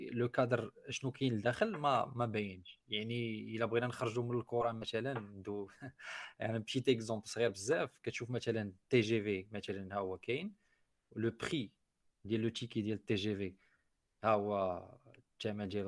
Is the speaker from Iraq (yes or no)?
no; Morocco